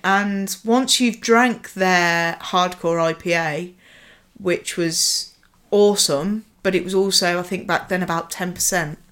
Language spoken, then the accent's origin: English; Nuneaton, West Midlands, United Kingdom; moved away; I come from a beautiful sullen town called Nuneaton